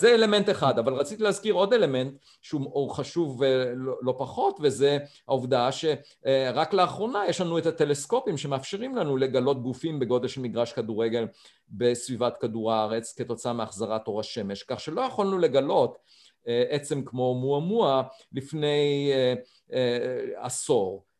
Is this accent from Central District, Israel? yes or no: yes; Beit Hanan, Central District, Israel; moved away; נולדתי במושב אה, בית חנן ליד ראשון לציון